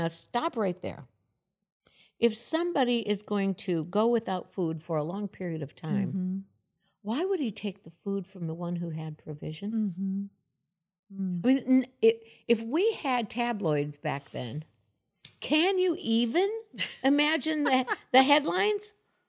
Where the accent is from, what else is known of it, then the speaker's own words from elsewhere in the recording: Florida, United States; And I came from Florida, and in the South, you say y'all all the time.